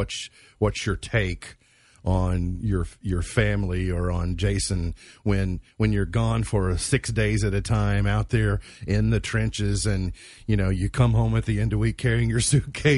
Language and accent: English; Macedonia, Kentucky, United States; Macedonia, where I grew up.